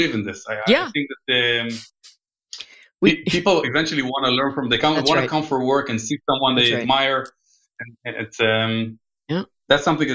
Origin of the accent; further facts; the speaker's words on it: Israel; English is a second language; moved away; also born or lived in United States; I grew up in Israel, but I lived quite a few times here with my family